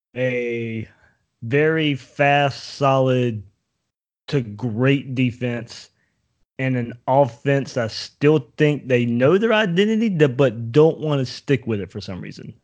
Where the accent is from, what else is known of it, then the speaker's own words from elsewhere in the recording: Southeast Georgia, United States; moved away as an adult; now in Jacksonville, United States; I was born in Jacksonville, raised in Southeast Georgia